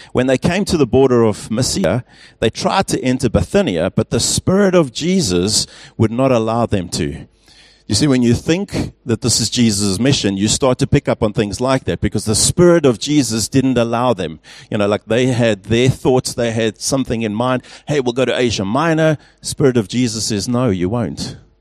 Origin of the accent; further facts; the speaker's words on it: England, United Kingdom; also born or lived in Pretoria, South Africa; now in Stellenbosch, South Africa; as an Englishman